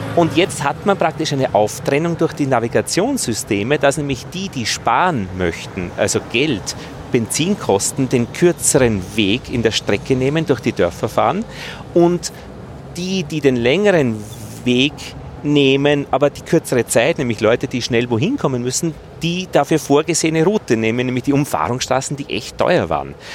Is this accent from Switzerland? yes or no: no; Innviertel, Upper Austria, Austria; Ich bin ja aus Oberösterreich, aus dem Innviertel